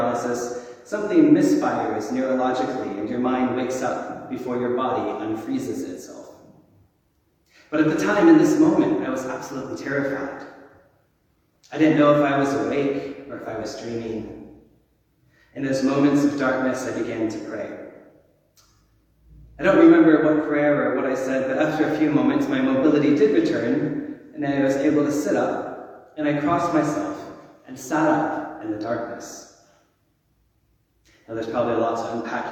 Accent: Texas, United States; I grew up in Southern Baptist in Texas

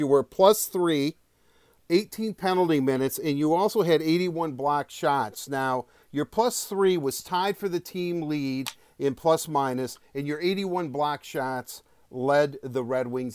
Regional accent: Detroit, Michigan, United States; also born or lived in Livonia, Michigan; we're both from Detroit

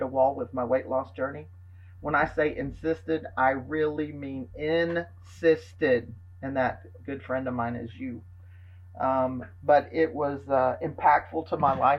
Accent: Georgia, United States; moved away as an adult; also born or lived in Dallas, Texas / California; I was gone from Georgia for 13 very long years

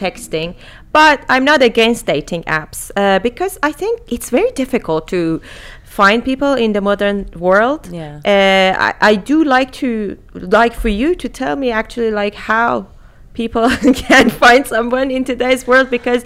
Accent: Iran; now in United Kingdom; I live in the UK currently. I was born in Iran

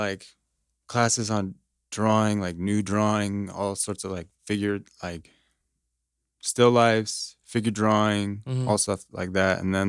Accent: Noblesville, Indiana, United States; So for me, like, I'm from Noblesville, so I'm, like, kind of way out there.

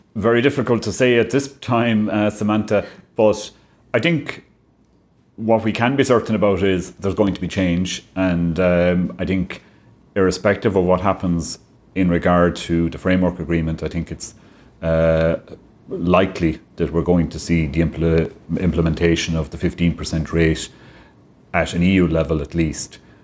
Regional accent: Clare, Munster, Ireland; moved away as an adult; now in Limerick, Ireland; I'm originally from Clare, and the West of Ireland roots were calling me back

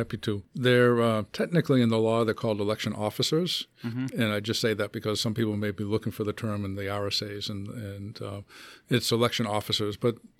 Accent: Hanover, Massachusetts, United States; now in Milford, United States; I grew up on the south shore of Boston, a town called Hanover, about halfway between Boston and Cape Cod.

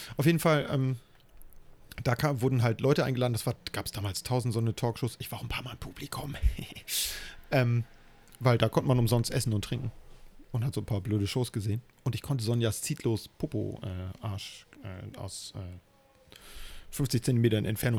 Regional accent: Hamburg, Germany; Ich bin ja in, im Hamburger Stadtteil Eppendorf groß geworden.

